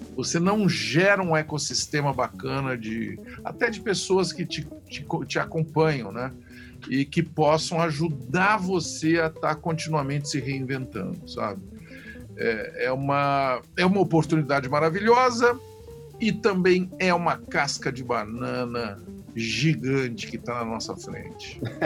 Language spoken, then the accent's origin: Portuguese; Ituverava, São Paulo, Brazil; eu sou um cara que tenho raízes no interior do Brasil, é, mais especificamente no interior de São Paulo, em Ituverava